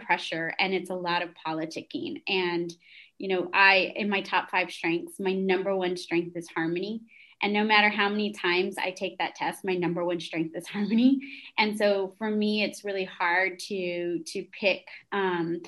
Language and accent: English; San Antonio, Texas, United States; also born or lived in Lubbock; I was born and raised in San Antonio